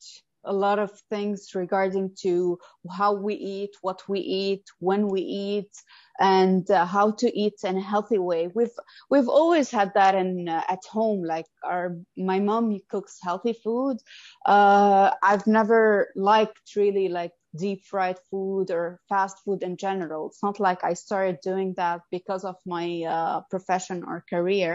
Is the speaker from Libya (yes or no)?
no; Lebanon; moved away as an adult; now in Abu Dhabi, United Arab Emirates; I'm from Lebanon, and I moved to Abu Dhabi 8 years ago